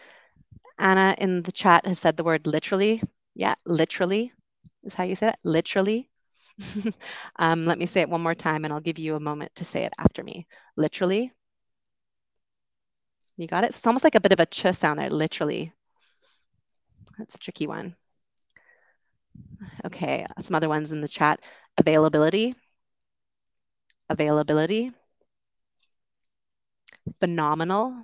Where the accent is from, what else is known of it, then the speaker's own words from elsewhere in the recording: Canada; accent: Canadian; moved away as an adult; also born or lived in United Kingdom; I grew up in Canada